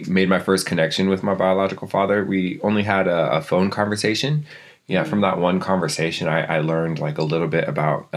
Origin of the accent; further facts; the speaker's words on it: Seattle, Washington, United States; also born or lived in Lapwai, Idaho; I was born over in Seattle, and then my mom would send me over to Lapway for my summers